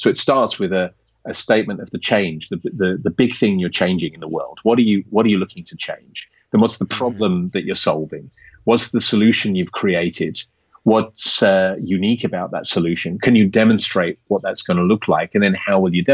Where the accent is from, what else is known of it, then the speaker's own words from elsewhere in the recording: Kent and Surrey, South East England, United Kingdom; moved away as an adult; now in Amsterdam, Netherlands; From the south, from Kent and Surrey.